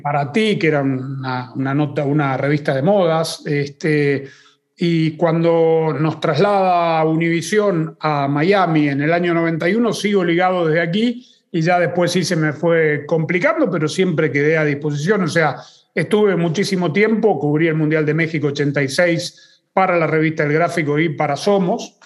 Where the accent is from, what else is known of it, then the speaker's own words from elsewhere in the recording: Argentina; yo crecí en Argentina